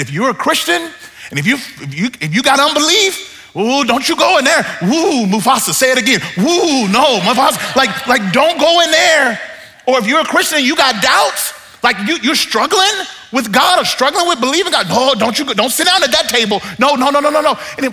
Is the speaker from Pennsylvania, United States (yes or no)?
no; Mississippi, United States; born or raised there; now in Southern California, United States